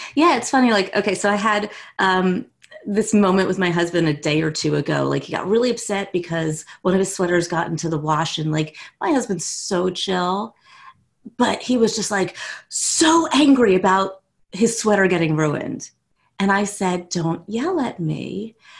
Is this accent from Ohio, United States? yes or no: no; West Orange, New Jersey, United States; also born or lived in New York City; now in South Orange, United States; I grew up in West Orange